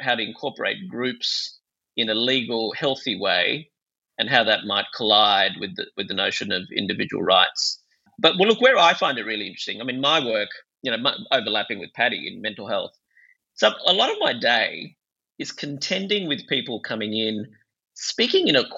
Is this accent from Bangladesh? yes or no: yes; Bangladesh; moved away; I grew up in Bangladesh and it was very much a shame-based culture